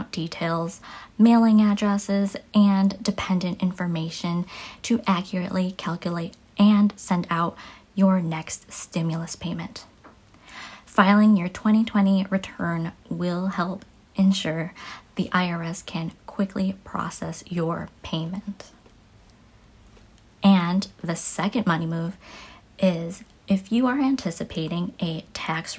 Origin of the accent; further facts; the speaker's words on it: Chicago, Illinois, United States; I am from Chicago, where I've been my whole life